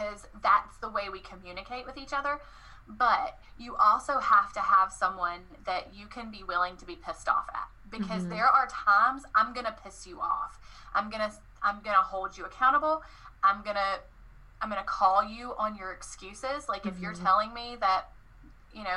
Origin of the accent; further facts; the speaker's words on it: the South, United States; I'm from the South, y'all